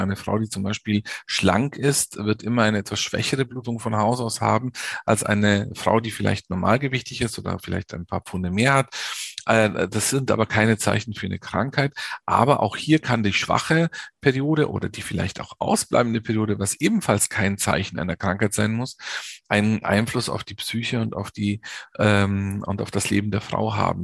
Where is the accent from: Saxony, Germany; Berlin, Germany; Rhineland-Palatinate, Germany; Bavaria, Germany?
Bavaria, Germany; Munich; also born or lived in North Rhine-Westphalia; ich bin in München geboren und in München auch aufgewachsen